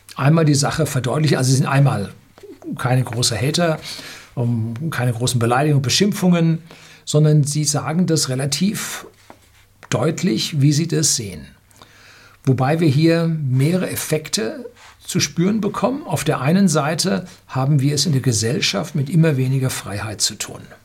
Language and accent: German; Germany; Bei uns in Deutschland hat man für den Studiengang Luft- und Raumfahrttechnik, ich habe den studiert